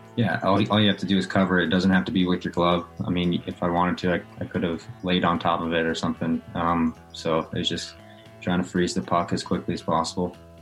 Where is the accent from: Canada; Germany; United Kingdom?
Canada; right outside Edmonton, Alberta; moved away; I grew up obviously right outside Edmonton, so I was always an Oilers fan growing up.